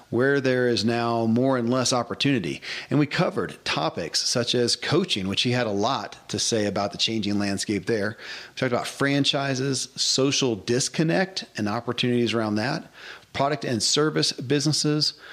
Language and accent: English; Kentucky, United States; born or raised there